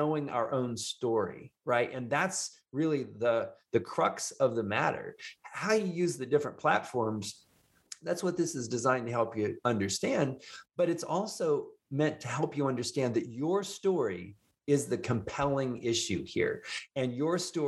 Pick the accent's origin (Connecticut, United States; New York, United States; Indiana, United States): Indiana, United States; now in Houston, United States; the farmer's kid from Indiana, which I am